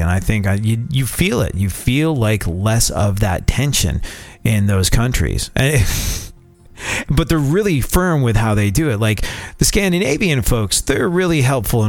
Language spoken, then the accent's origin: English; United States; they immediately spot you as an American